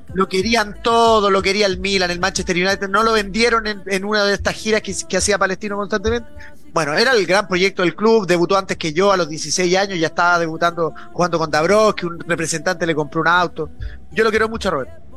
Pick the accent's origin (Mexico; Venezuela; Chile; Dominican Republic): Chile; nosotros somos muy parecidos a los argentinos